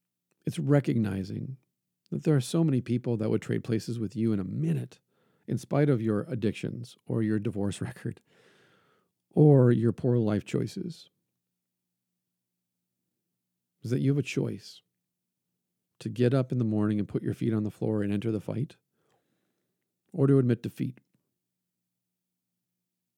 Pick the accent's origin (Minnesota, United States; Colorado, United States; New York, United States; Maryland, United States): Minnesota, United States; Brainerd; I was born in Brainerd, Minnesota